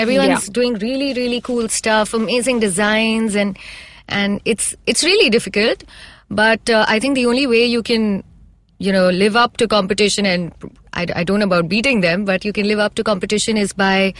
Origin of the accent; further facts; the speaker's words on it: India; I'm truly one of those Indians.